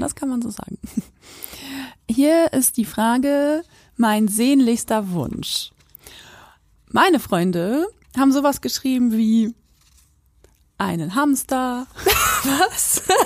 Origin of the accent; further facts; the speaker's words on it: Quakenbrück, Lower Saxony, Germany; moved away as an adult; also born or lived in Göttingen; ich komme aus Quakenbrück